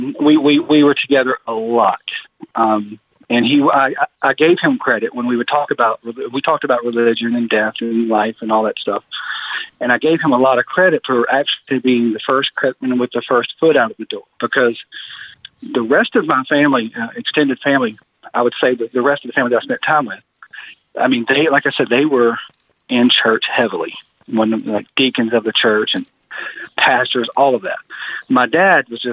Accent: Greensboro, North Carolina, United States; born or raised there

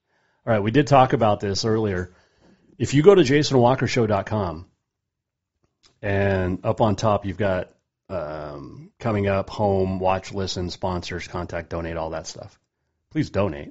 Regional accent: Montana, United States; growing up in Montana

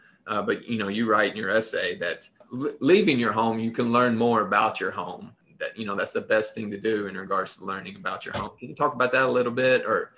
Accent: Appalachia, United States; moved away; I've definitely called myself Appalachian much more after I left

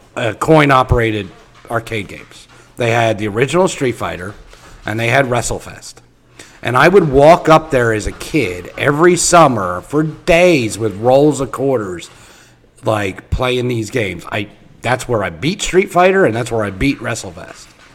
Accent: Philadelphia, Pennsylvania, United States; now in Indiana, United States; So, where I live in Indiana, okay, I did not. I'm not originally from here. I'm originally from the Philadelphia area

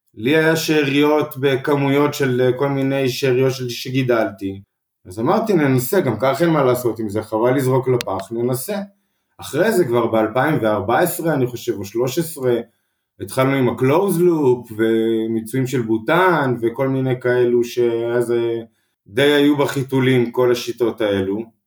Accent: Mazkeret Batya, Central District, Israel; גדלתי במזכרת בת ים, מושבה קטנה

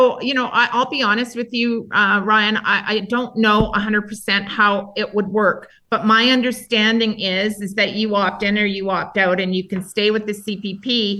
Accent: Alberta, Canada; I'm a Canadian first and an Albertan second

